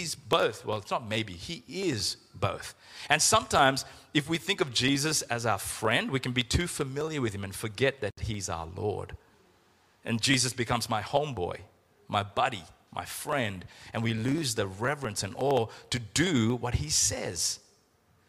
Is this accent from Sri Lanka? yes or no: yes; Sri Lanka; When we were growing up in Sri Lanka